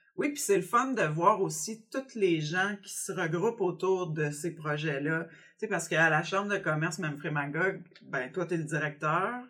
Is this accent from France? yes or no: no; Cowansville, Quebec, Canada; also born or lived in Montreal; je suis originaire de Cowansville